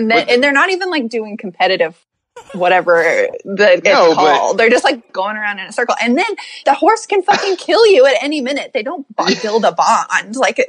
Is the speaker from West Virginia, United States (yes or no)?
yes; Hurricane, West Virginia, United States; I'm from Hurricane, West Virginia.